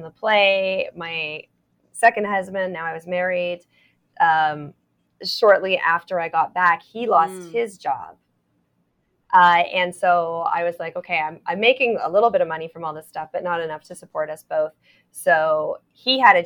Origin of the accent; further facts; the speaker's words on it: Toronto, Ontario, Canada; I'm from Toronto